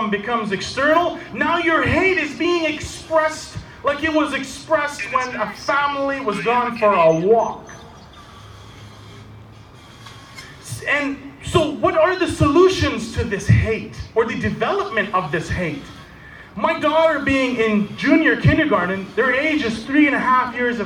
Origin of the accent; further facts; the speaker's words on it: Canada; I am a Canadian